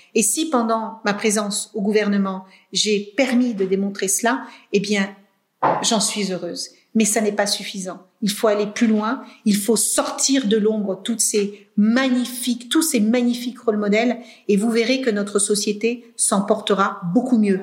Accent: Cape Verde; Moi, je suis née au Cap Vert dans les années 72.

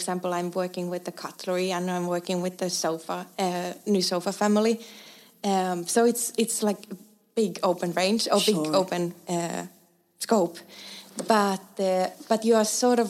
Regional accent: Eastern Finland, Finland; moved away as an adult; also born or lived in Stockholm, Sweden; now in Älmhult, Sweden; I come from a similar small, tiny village from eastern part of Finland

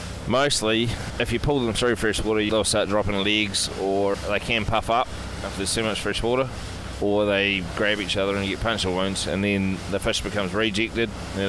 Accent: Wanaka, Otago, New Zealand; Well, I grew up on a farm. We had everything every young farmer does.

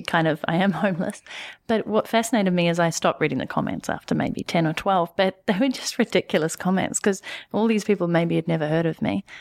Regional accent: New Zealand; moved away as an adult; also born or lived in Canada / London; now in New York City, United States; I'm from New Zealand

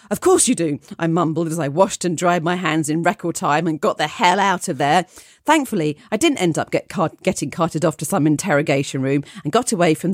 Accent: Scotland, United Kingdom; I grew up in Scotland in a small cul-de-sac, and the neighbours that lived around my mum and dad's house were much older.

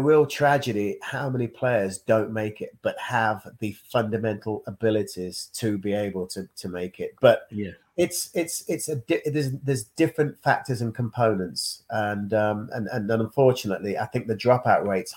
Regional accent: Leicester, East Midlands, United Kingdom; my hometown club

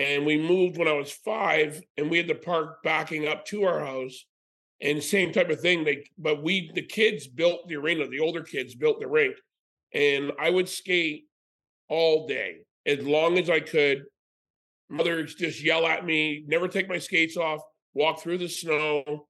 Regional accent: Windsor, Ontario, Canada; also born or lived in Toronto / St. Catharines; I grew up in Windsor and went to Brock

